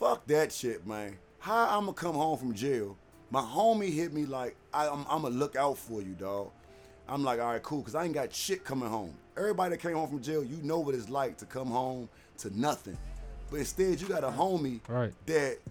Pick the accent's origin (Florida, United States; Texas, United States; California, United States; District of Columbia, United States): District of Columbia, United States; Washington; I'm from Southside, man, D.C., Washington, D.C., Good Hope Road